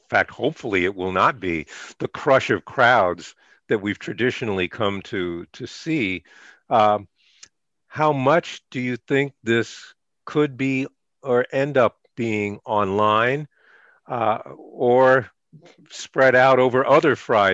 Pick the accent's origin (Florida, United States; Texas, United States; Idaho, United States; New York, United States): New York, United States; I grew up in New York